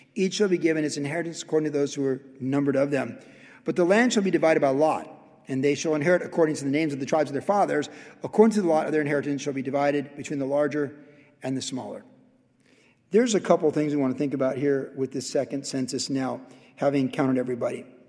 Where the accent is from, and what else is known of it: United States